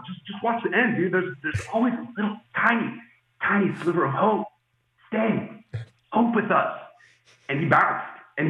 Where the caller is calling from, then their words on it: Ho Chi Minh City, Vietnam; I have been, I'm calling from Ho Chi Minh City in Vietnam.